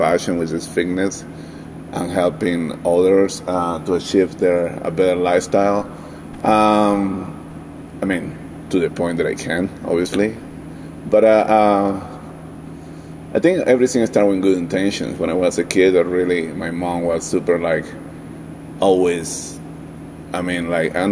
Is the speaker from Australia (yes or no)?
no; Valencia, Carabobo, Venezuela; now in Denver, United States; I'm from originally from Venezuela, South America, specifically from Valencia, which is a city very close to the Caribbean Sea